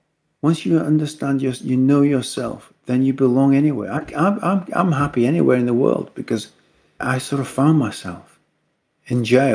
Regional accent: the north of England, United Kingdom; I was born in England. I was brought up in the north of England.

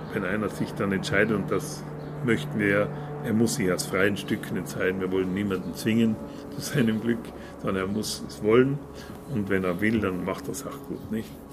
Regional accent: South Tyrol, Trentino-Alto Adige, Italy; bei uns in Südtirol

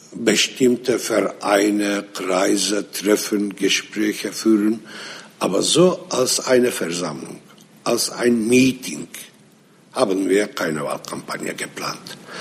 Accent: Nusaybin, Mardin, Turkey; first language Arabic; German is a second language; in Nusaybin, das ist meine Heimatstadt

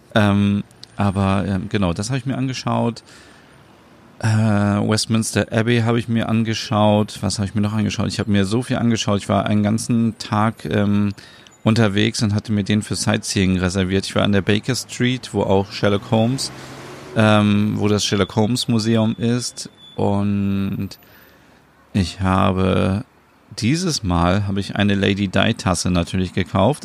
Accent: Northern Germany, Germany; hier bei uns in Norddeutschland

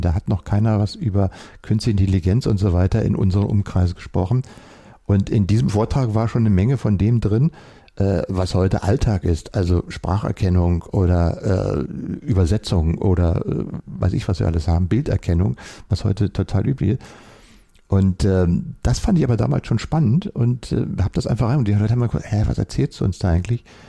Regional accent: Berlin, Germany; Ich bin ja hier in Berlin aufgewachsen, in Westberlin

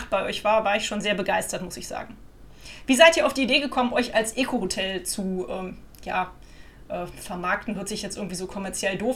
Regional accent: Cologne, North Rhine-Westphalia, Germany; was mich als Kölner natürlich eh immer extrem beeindruckt

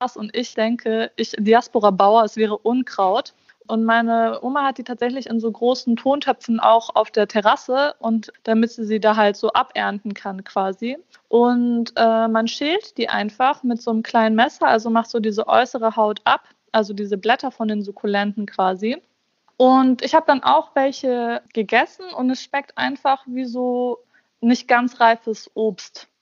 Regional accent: Bosnia & Herzegovina; ich bin Bosniakin. Also ich komme aus Bosnien

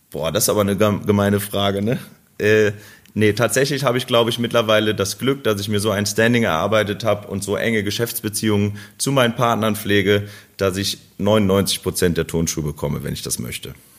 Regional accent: Krefeld, North Rhine-Westphalia, Germany; Bei uns in Krefeld

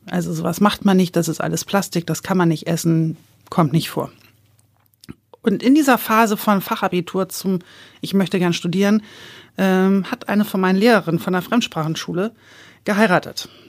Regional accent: Hamburg, Germany; ich komme ja aus Hamburg äh, und da bei uns im Ortsteil gab es eine kleine Konditorei

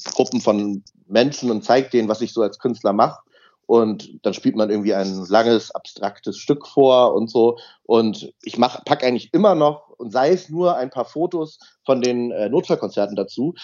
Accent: Hamburg, Germany; ich bin ja aus Hamburg, ähm, habe dann äh, erst meinen ersten Unterricht in Hamburg und in Lübeck dann als Jungstudent gehabt

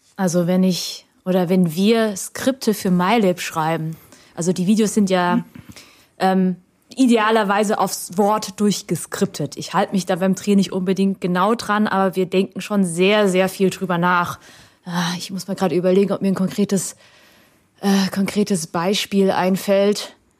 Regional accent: Germany; first language Vietnamese; weil ich ja hier aufgewachsen bin und Deutsch meine Muttersprache ist

